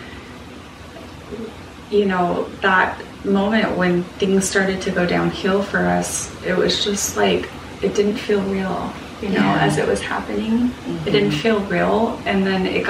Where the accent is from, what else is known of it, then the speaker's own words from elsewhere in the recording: Salt Lake City, Utah, United States; moved away; I'm from Salt Lake City. I have family, like, all my family's there